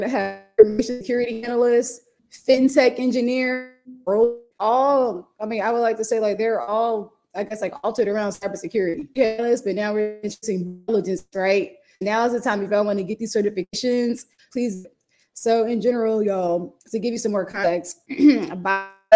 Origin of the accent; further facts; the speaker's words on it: Jamaica; I'm Jamaican